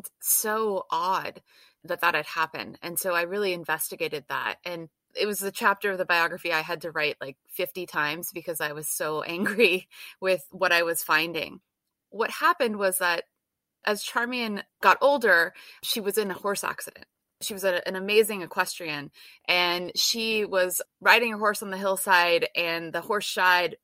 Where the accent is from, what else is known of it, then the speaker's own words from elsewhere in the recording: Sonoma County, California, United States; I grew up in Sonoma County, where Jack London State Park actually is.